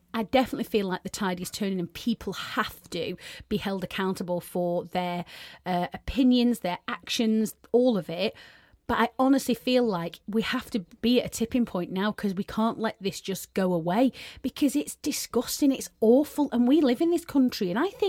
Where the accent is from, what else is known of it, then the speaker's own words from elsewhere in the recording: England, United Kingdom; we're all English.